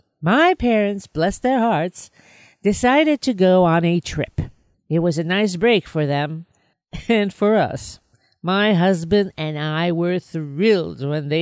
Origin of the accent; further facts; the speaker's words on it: Binghamton, New York, United States; The settings originate from my hometown, Parlor City